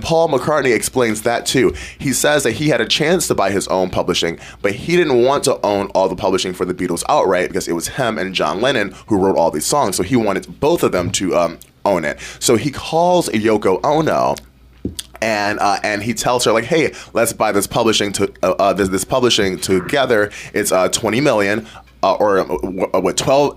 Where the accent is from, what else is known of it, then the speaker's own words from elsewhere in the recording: Detroit, Michigan, United States; now in Ketchikan, United States; my hometown of Detroit, Michigan